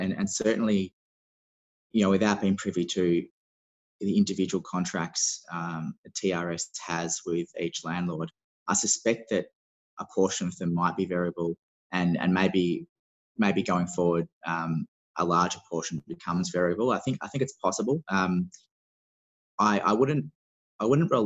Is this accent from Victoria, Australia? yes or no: yes; Melbourne, Victoria, Australia; I'm from Melbourne